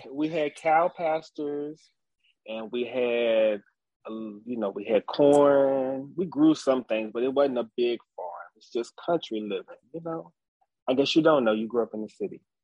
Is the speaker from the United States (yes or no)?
yes; Nelson County, Virginia, United States; So I grew up in uh, the country. I am from Nelson County, Virginia. Um, I was born at at my grandfather's house